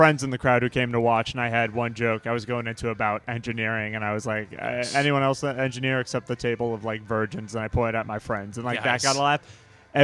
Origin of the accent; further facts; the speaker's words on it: northern New Jersey, United States; now in Baltimore, United States; I'm from northern New Jersey originally, the best state in the union.